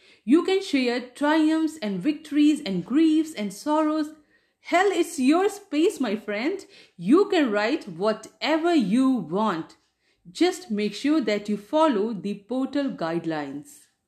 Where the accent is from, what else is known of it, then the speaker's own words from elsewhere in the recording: India; first language Hindi; English is a second language; I wanted to stay in touch with my mother tongue, which is Hindi. That's why I started a Hindi blog.